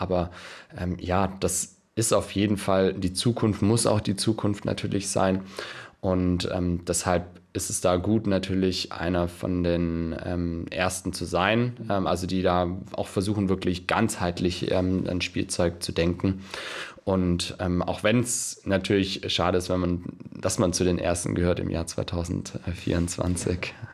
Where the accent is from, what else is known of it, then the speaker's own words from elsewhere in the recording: Stuttgart, Baden-Württemberg, Germany; now in Kiel, Germany; ich äh, komme gar nicht aus Kiel, also ich komme aus Stuttgart